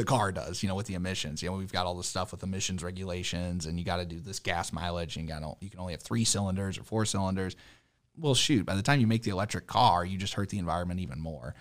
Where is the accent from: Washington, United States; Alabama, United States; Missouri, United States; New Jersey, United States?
Missouri, United States; St. Louis; I grew up in Saint Louis